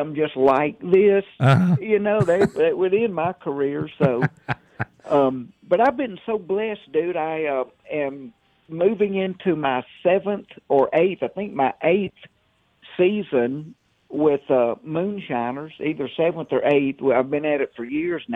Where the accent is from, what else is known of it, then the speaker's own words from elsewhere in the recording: the South, United States; now in Mobile, Alabama, United States; I'm from the South